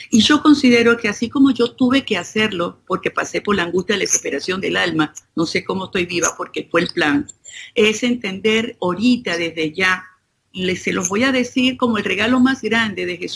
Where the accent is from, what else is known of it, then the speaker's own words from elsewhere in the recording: Venezuela; Yo, vengo de Venezuela y, de verdad que me, me estuve tranquilo